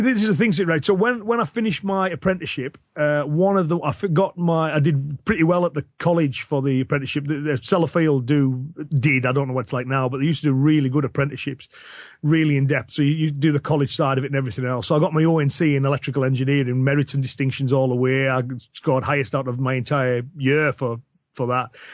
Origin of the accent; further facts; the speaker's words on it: Cumbria, North West England, United Kingdom; accent: Cumbrian